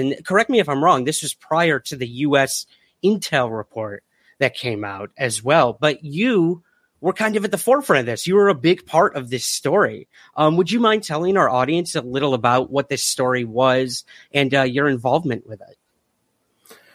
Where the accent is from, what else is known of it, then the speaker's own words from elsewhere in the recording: United States; I'm an American